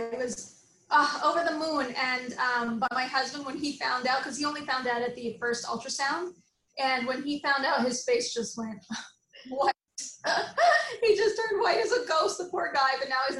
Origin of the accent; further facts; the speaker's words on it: Montreal, Quebec, Canada; also born or lived in Saudi Arabia / Ghana; and then finally we settled back in Montreal, Canada. Yay. And then I grew up in Montreal from then on, from high school onwards, did my all my training at McGill, and then I moved to Toronto and then to here.